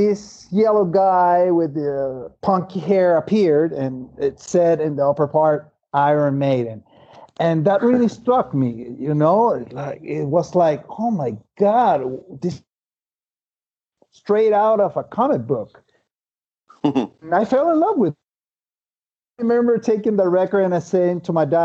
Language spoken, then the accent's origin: English; Venezuela; English is a second language; born and raised in Venezuela